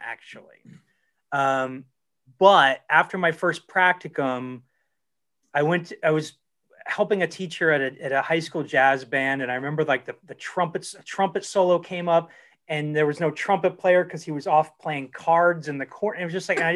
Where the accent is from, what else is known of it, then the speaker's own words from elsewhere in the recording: Dayton, Ohio, United States; now in California, United States; I grew up in Dayton, Ohio, in a suburb of Dayton, Ohio, southwestern Ohio